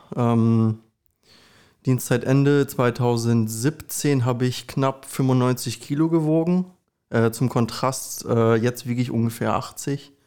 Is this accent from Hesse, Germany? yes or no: no; Recke, North Rhine-Westphalia, Germany; moved away as an adult; also born or lived in Ibbenbüren; now in Osnabrück, Germany; ich bin ge geboren in Üppenbüren, aufgewachsen in Recke und wohne seit mittlerweile, ich glaube, sechs oder sieben Jahren in Osnabrück